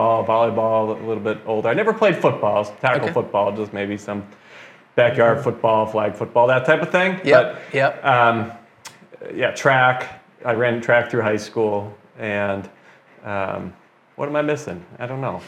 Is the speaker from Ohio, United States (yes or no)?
yes; Parma, Ohio, United States; now in Americus, United States; I grew up in the Cleveland, Ohio area, suburb of Cleveland, Parma, Ohio